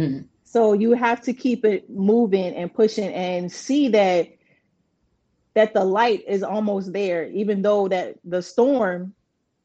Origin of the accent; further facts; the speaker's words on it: Charleston, South Carolina, United States; also born or lived in Kingston, Jamaica; now in Columbia, United States; I'm originally from Kingston, Jamaica, raised in Charleston, South Carolina.